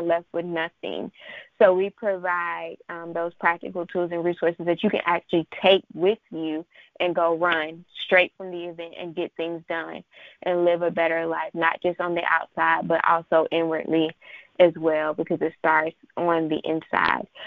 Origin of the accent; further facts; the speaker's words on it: Charlotte, North Carolina, United States; I am from Charlotte, North Carolina